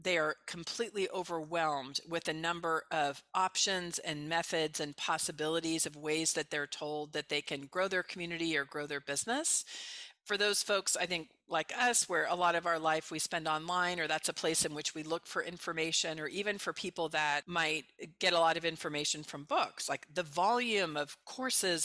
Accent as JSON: {"language": "English", "area": "Bay Area", "region": "California", "country": "United States", "also_born_or_lived": "Mexico / Colombia", "said": "I'm from the Bay Area originally."}